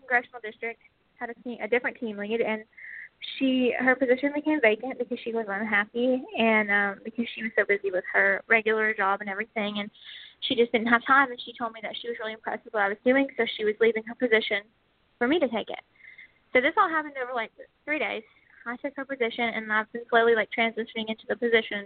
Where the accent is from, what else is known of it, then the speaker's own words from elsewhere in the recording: Alabama, United States; we're both from Alabama